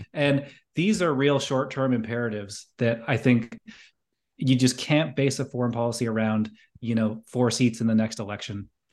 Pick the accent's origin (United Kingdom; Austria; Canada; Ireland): Canada; as a Canadian